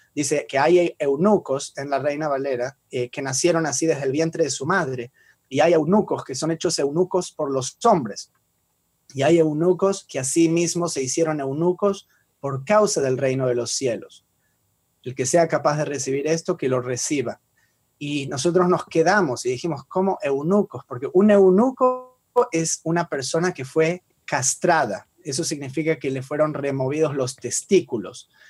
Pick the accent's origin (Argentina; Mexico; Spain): Argentina; yo soy judío y argentino porque nací en esa región